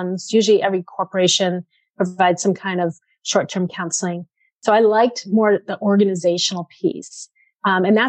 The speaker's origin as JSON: {"language": "English", "town": "Framingham", "region": "Massachusetts", "country": "United States", "tie": "born or raised there", "said": "I grew up in Framingham, so I am a Middlesex girl"}